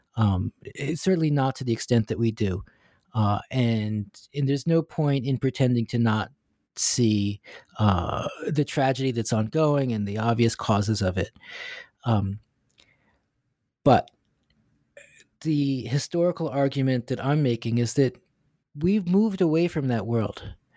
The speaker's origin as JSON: {"language": "English", "country": "United States", "moved": "yes", "lives_now": "Hong Kong", "said": "this American Jewish guy living and teaching in Hong Kong"}